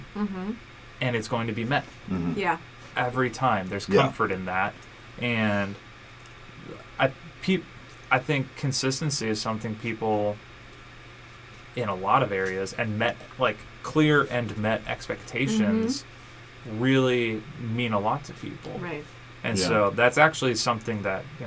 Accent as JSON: {"language": "English", "town": "Omaha", "region": "Nebraska", "country": "United States", "tie": "born or raised there", "also_born_or_lived": "Frederick, Colorado", "moved": "as an adult", "lives_now": "Columbus, United States", "said": "I was born and raised in Nebraska"}